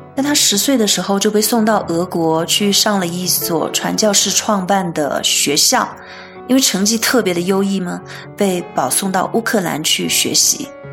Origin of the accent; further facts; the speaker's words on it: China; 我们中国人